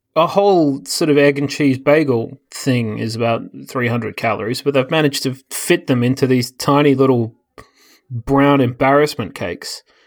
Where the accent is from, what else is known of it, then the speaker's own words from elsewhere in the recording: Australia; moved away as an adult; now in United States; I don't remember growing up with, I mean, maybe because Australia is full of everyone from everywhere.